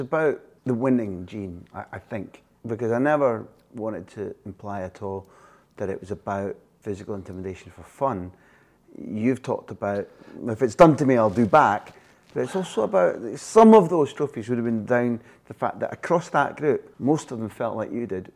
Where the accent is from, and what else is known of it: Scotland, United Kingdom